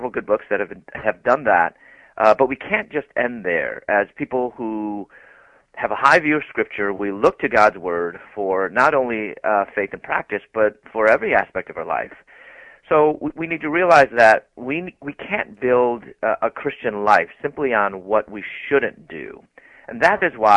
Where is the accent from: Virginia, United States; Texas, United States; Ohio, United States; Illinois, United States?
Illinois, United States; Chicago; moved away as an adult; also born or lived in Louisville, Kentucky; I'm from Chicago, and I moved to Louisville, Kentucky to go to graduate school